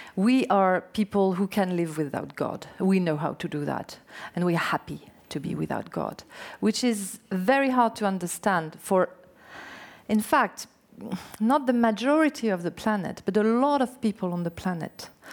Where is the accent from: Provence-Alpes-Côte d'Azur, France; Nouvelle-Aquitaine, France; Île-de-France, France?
Nouvelle-Aquitaine, France; French Basque Country; English is a second language; i was born in Basque country